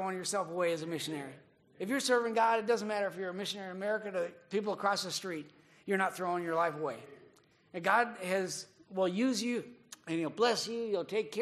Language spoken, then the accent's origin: English; Minnesota, United States; moved away as an adult; now in Japan; growing up in Minnesota